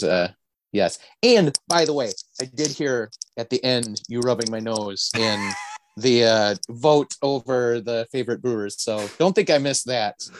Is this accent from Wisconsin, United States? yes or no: yes; northern Wisconsin, United States; I actually grew up so far north that our local programming was out of Duluth, Minnesota